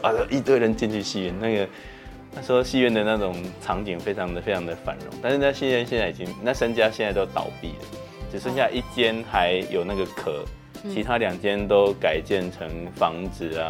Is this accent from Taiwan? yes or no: yes; Puzi, Chiayi County, Taiwan; 我的家乡是在嘉义埔子。